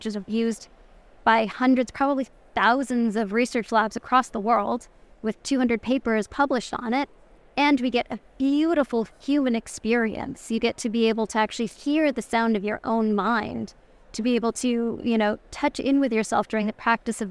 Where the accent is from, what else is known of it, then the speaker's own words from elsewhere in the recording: Toronto, Ontario, Canada; the streets of Toronto, like my hometown